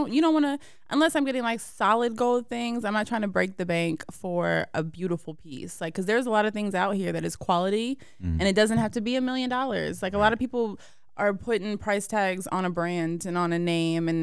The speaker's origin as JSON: {"language": "English", "town": "Marietta", "region": "Georgia", "country": "United States", "tie": "born or raised there", "also_born_or_lived": "Brooklyn, New York", "said": "I grew up in Marietta, Georgia."}